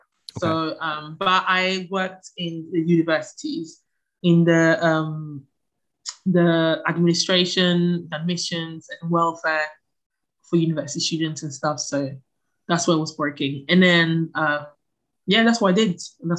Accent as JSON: {"language": "English", "town": "Palermo", "region": "Sicily", "country": "Italy", "tie": "born or raised there", "also_born_or_lived": "Ghana / Ancona", "said": "Okay, so I was born in Palermo, in Italy. My parents are both from Ghana."}